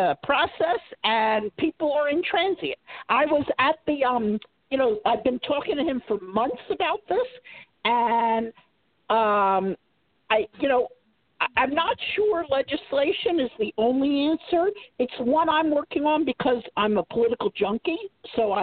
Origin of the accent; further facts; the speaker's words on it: Philadelphia, Pennsylvania, United States; I came back to Philadelphia because that was my hometown.